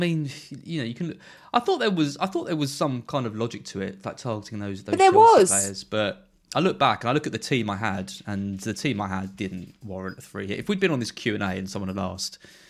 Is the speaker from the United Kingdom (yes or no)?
yes; United Kingdom; I'm so British.